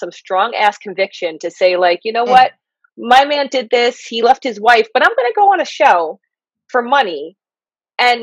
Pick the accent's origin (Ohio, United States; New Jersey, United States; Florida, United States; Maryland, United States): New Jersey, United States; I'm from Jersey